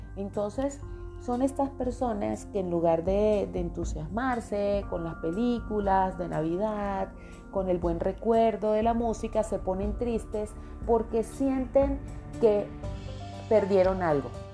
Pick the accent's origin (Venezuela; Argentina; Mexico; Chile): Venezuela; now in Colombia; yo nací en Colombia, pero desde los seis añitos nos mudamos a Venezuela